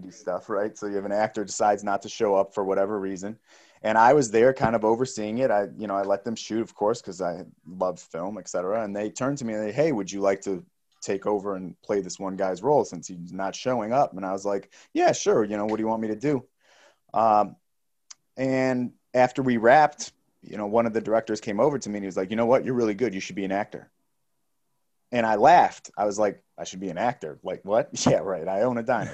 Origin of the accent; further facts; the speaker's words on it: Chicago, Illinois, United States; moved away; also born or lived in Delaware; Being from the Midwest, I grew up in Chi-, you know, in, in the Chicago area